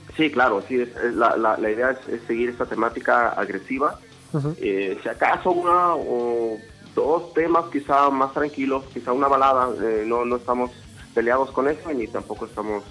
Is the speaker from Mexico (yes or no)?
yes; Mexico; Nosotros somos eh, de México